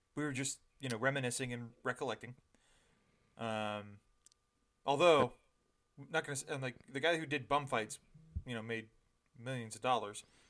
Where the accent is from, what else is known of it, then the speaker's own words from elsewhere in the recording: Ontario, Canada; I was raised in Ontario